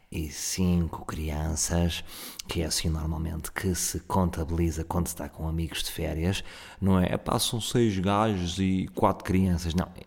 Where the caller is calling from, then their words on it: Ovar, Aveiro District, Portugal; Uh, sou do Ovar, deixo aqui o meu contacto